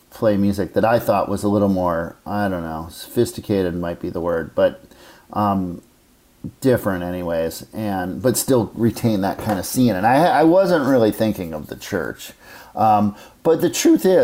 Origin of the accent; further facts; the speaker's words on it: Minneapolis, Minnesota, United States; moved away as an adult; now in New York, United States; my hometown of Minneapolis